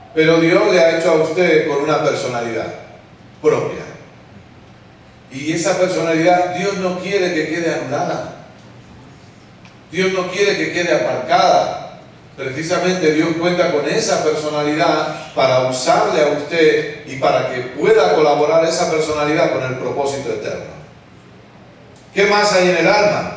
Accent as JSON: {"language": "Spanish", "country": "Spain", "said": "soy el pelón de España"}